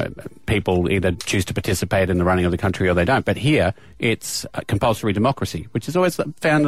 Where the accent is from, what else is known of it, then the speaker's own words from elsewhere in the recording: Scotland, United Kingdom; now in Australia; I grew up in Scotland